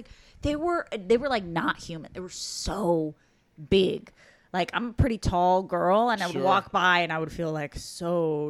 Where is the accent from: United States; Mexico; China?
Mexico; moved away; I grew up in Mexico.